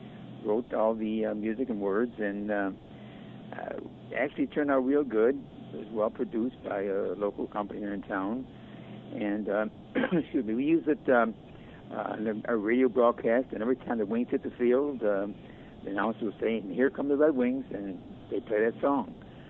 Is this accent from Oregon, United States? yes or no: no; Syracuse, New York, United States; moved away as an adult; also born or lived in Las Vegas / Lake Tahoe / Los Angeles; now in Rochester, United States; I'm from Syracuse, New York, but spent 11 years on the road, mostly out in the West Coast, and then ended up here in Rochester, where my wife is from.